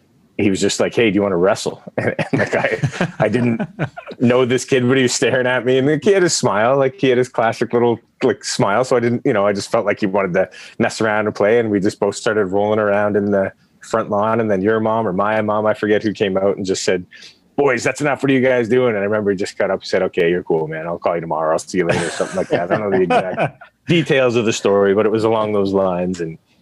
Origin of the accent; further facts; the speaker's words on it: Sackville, Nova Scotia, Canada; also born or lived in Halifax; So I grew up in Sackville, had a rat tail.